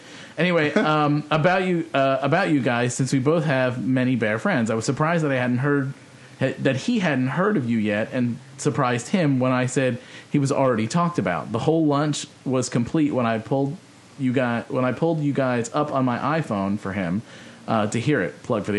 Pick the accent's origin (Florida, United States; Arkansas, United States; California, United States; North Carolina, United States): California, United States; San Diego; I was born and raised in San Diego and New Hillcrest when its hot spot was the chicken pie shop.